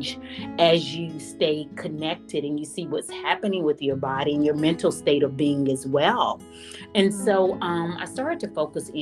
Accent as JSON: {"language": "English", "region": "Mississippi", "country": "United States", "moved": "as an adult", "lives_now": "Northern Virginia, United States", "said": "I'm originally from Mississippi, and I've lived here 25 years"}